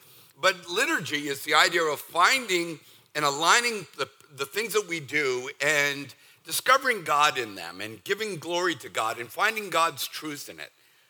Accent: Northeast, United States; now in Southern United States; See, I'm from the Northeast. Now, that was 40 years ago, so I'm as Southern as some of you.

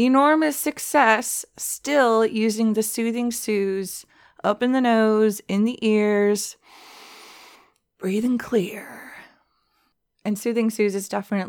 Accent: Southern California, United States; We're from Southern California

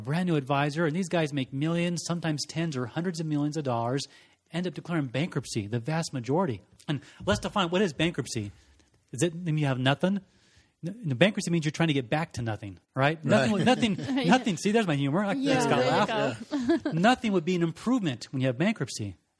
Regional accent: Scotland, United Kingdom; born there; I grew up in the Air Force, was born in Scotland. To a Scottish mom and an Air Force dad, lived around the world

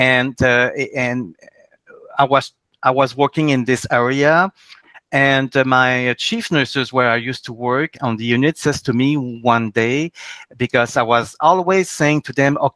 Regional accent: Quebec, Canada; I'm from the Quebec provinces in Canada

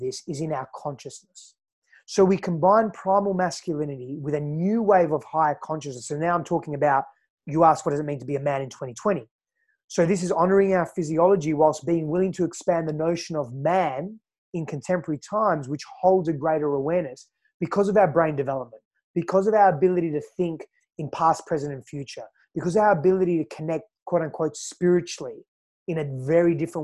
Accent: Fremantle, Western Australia, Australia; accent: Aussie; also born or lived in Greece; now in Austin, United States; I was born in East Fremantle, Western Australia

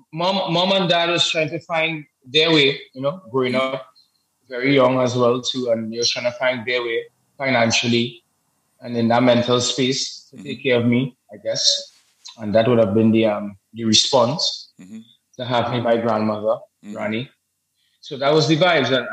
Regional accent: Port of Spain, Trinidad & Tobago; born and raised in Trinidad and Tobago, obviously, Port of Spain

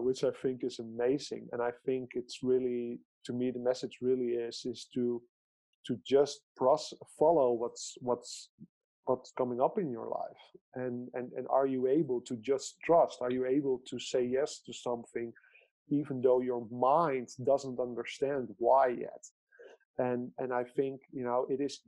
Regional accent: Netherlands; I grew up in the Netherlands and I still live in the Netherlands

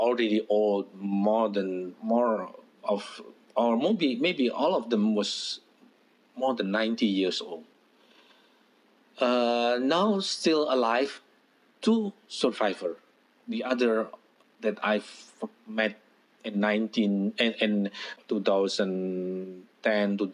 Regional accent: Blitar, East Java, Indonesia; my hometown, in Blitar.

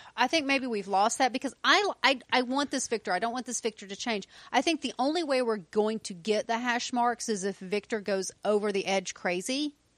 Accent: the South, United States; We are from the South

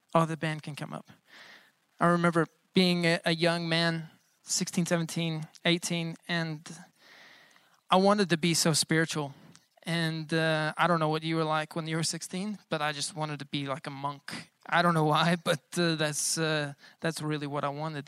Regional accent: United States; I'm American, but I'm not so American

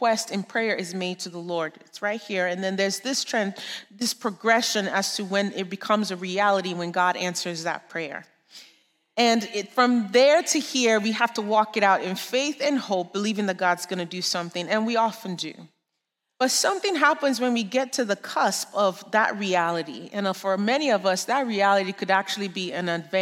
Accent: Nigeria; moved away; I grew up in Nigeria. I'm sure you can hear the accent.

